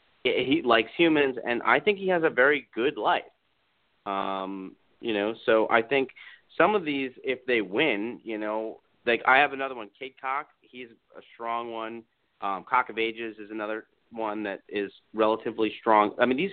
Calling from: Florida, United States; I'm calling from Florida.

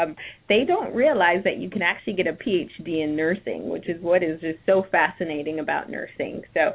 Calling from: Virginia, United States; I am calling in from Virginia.

